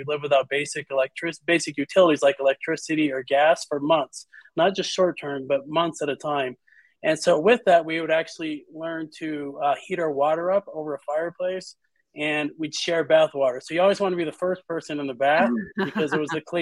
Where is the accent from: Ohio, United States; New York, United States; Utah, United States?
Utah, United States; I was born in Utah